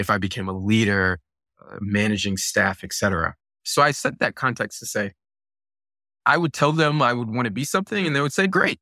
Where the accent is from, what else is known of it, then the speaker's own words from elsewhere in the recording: Virginia Beach, Virginia, United States; also born or lived in Buffalo, New York; my family moved to Virginia Beach, and I grew up in Virginia Beach, right? I did most of my school there